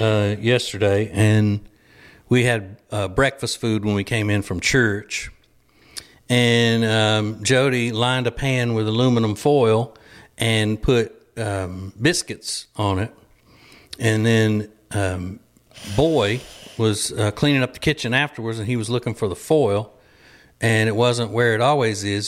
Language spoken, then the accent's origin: English; Louisiana, United States; moved away as an adult; now in North Carolina, United States; We are from Louisiana originally. We live in North Carolina now and have for about twenty-four, twenty-five years